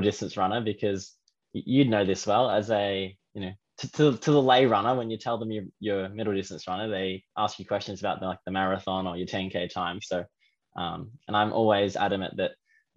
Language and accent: English; Geelong, Victoria, Australia; growing up in Geelong is all I know. I went to kindergarten, primary school, and high school in Geelong